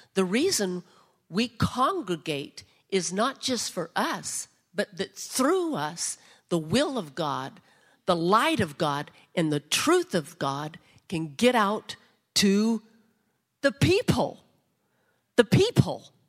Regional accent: United States; as American citizens

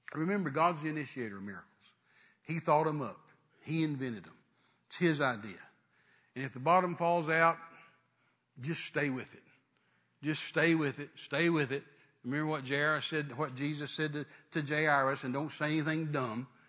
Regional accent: West Texas, United States; I was raised in West Texas

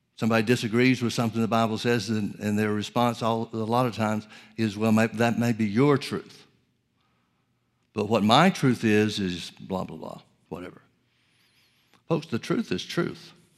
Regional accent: Alabama, United States; also born or lived in Oklahoma; now in California, United States; I grew up in Alabama and spent several years in Oklahoma.

